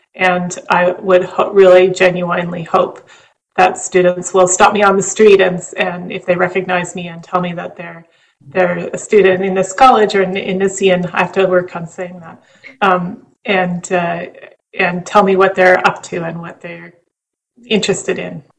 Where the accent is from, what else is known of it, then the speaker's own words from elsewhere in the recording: Western Canada, Canada; moved away; I grew up in Western Canada